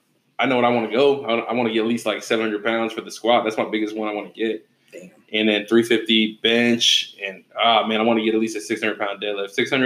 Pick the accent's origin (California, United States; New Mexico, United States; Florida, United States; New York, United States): California, United States; Oakdale; also born or lived in Stockton; now in Turlock, United States; I'm from everywhere in Cali, man. But let's be real. Grew up in Oakdale. You know what I mean? I was living in Stockton for the last 10 years.